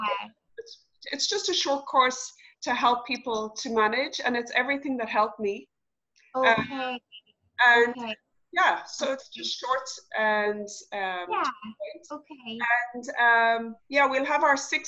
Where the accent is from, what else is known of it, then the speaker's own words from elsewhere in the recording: Dublin, Ireland; also born or lived in Galway; now in Barna, Ireland; I'm from Dublin, but I moved back to Galway, so I'm in Barna.